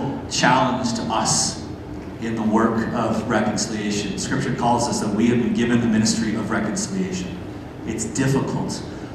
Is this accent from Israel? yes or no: no; Vancouver, British Columbia, Canada; now in Calgary, Canada; I'm from Vancouver originally, so they understand the jokes here.